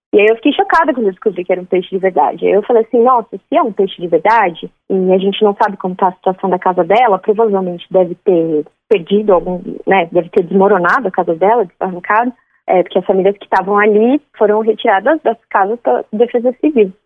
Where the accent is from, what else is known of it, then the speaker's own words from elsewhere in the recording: Francisco Morato, São Paulo, Brazil; now in Franco da Rocha, Brazil; eu cresci em Francisco Morato, mas hoje eu moro em Franco da Rocha